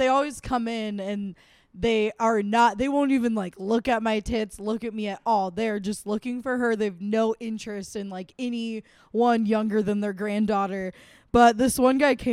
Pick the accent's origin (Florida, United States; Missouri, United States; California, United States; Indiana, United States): California, United States; Emerald Triangle, Northern; moved away; also born or lived in San Francisco Bay Area; I am from Northern California. I claim the Bay because I lived there for a while, but I'm from like the Emerald